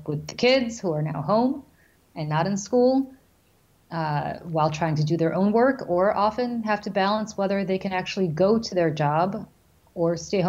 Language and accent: English; New Jersey, United States; my home state of New Jersey